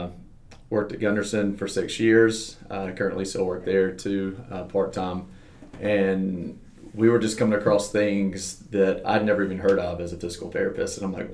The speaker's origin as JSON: {"language": "English", "region": "West Tennessee", "country": "United States", "tie": "born or raised there", "also_born_or_lived": "Memphis, Tennessee", "moved": "as an adult", "lives_now": "Onalaska, Wisconsin, United States"}